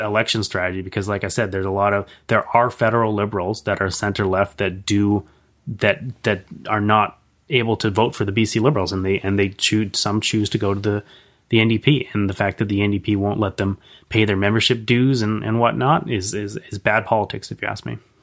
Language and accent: English; Victoria, British Columbia, Canada; I'm, I'm born and raised in Victoria.